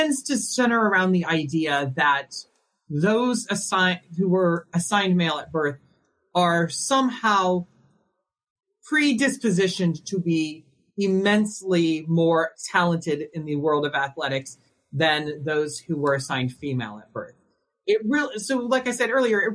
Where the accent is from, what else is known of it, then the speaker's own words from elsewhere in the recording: Indiana, United States; as a trans woman who's born and raised in Indiana